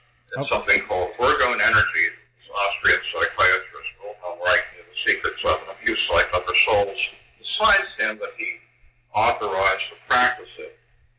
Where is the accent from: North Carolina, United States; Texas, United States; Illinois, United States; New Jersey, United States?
New Jersey, United States; Perth Amboy; I was born in Chris Amboy, New Jersey, but my father was from a well-to-do Jewish family in New York.